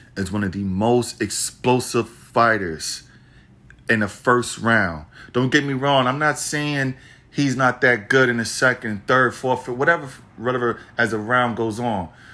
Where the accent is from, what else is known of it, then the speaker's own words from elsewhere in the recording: New York City, New York, United States; Madison Square Garden, my hometown, the city that never sleeps